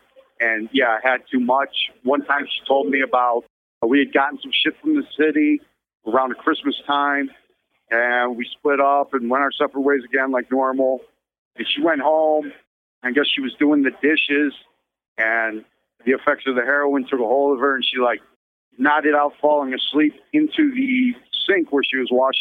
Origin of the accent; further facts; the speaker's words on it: Prospect Heights, Illinois, United States; also born or lived in Bartlett, Illinois; I grew up in like Prospect Heights, and then we moved out here to Bartlett